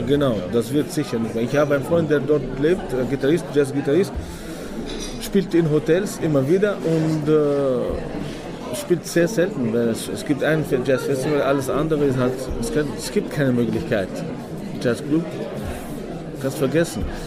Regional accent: Tunisia; German is a second language; now in Vienna, Austria

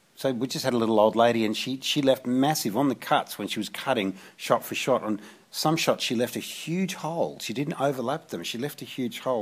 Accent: Australia; growing up in Australia

